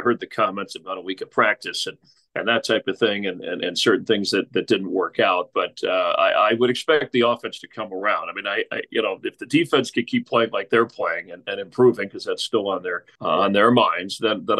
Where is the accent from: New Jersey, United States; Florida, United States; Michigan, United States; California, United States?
Florida, United States; moved away; I'm originally from Florida